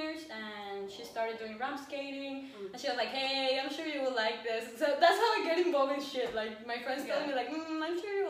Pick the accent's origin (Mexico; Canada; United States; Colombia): Colombia; Bogotá; I'm from Bogota, Colombia. I'm 26 years old